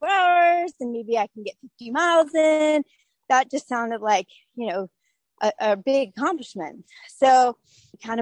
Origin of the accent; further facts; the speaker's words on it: Urbanna, Virginia, United States; also born or lived in Naples, Florida / Hilton Head, South Carolina; now in Outer Banks, North Carolina, United States; I grew up in Urbana, Virginia, which is 3 hours north of here